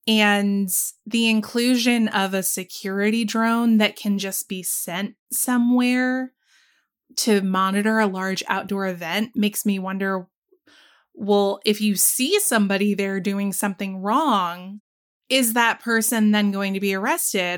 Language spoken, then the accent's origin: English; the South, United States; growing up in the South